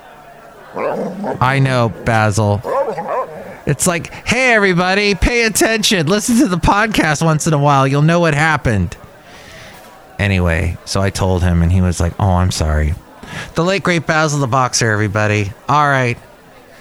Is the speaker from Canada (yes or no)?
yes; Canada; I'm Canadian